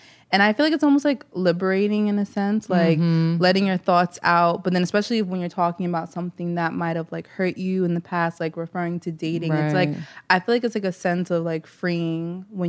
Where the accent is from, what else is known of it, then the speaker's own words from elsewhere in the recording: New York City, New York, United States; I'm from Queens.